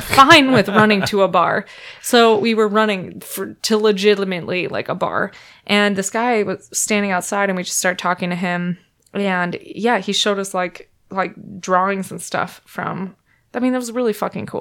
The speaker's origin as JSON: {"language": "English", "region": "Minnesota", "country": "United States", "moved": "as an adult", "lives_now": "San Francisco Bay Area, United States", "said": "I'm from Minnesota"}